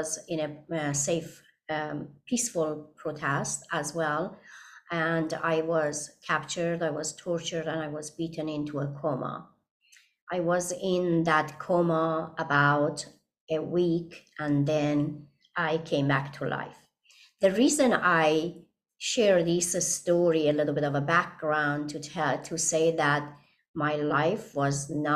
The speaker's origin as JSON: {"language": "English", "country": "Iran", "tie": "born or raised there", "second_language": "English", "moved": "as an adult", "lives_now": "United States", "said": "I grew up in Iran, and when I was 13 years old, I lost my father"}